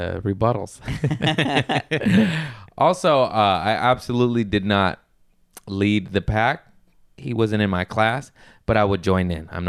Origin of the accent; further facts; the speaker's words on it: Torrance, California, United States; I grew up in Torrance. I got family in Lawndale.